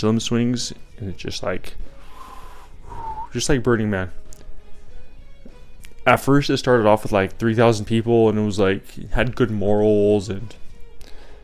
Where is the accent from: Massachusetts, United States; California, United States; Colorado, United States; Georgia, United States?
Colorado, United States; I grew up in Colorado